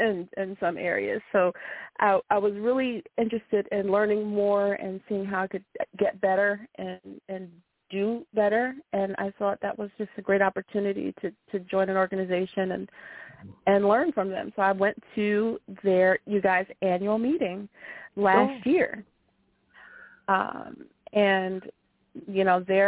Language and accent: English; Philadelphia, Pennsylvania, United States; Philadelphia is your hometown, right? It is. Yes, I was born and raised